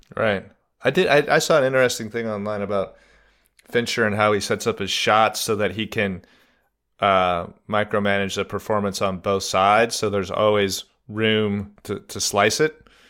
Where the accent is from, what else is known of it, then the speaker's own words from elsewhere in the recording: Reno, Nevada, United States; also born or lived in California; I was born in California and I grew up in Reno, Nevada